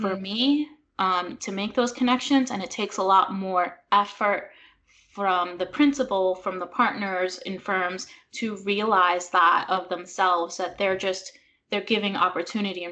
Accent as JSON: {"language": "English", "region": "New York", "country": "United States", "tie": "born or raised there", "also_born_or_lived": "Puerto Rico / Boston / New Orleans", "said": "I was born in Puerto Rico. My parents are both Puerto Rican, and they moved to New York when I was two. So I did grow up in New York"}